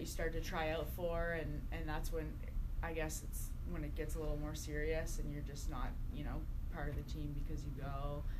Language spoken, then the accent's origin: English; Nova Scotia, Canada; I lived in a small town in Nova Scotia